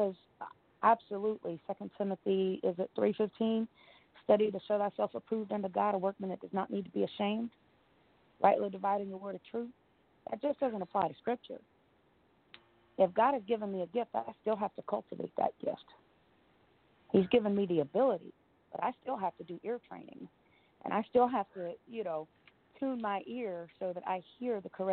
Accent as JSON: {"language": "English", "region": "New Jersey", "country": "United States", "said": "I am from New Jersey"}